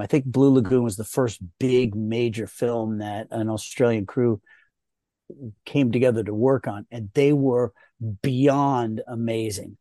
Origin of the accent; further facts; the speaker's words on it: Rye, New York, United States; being taken away out of New York, where I was born and raised in Rye, New York